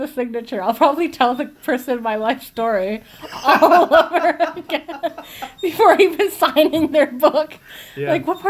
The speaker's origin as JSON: {"language": "English", "region": "Quebec", "country": "Canada", "said": "Yeah, we are from Quebec."}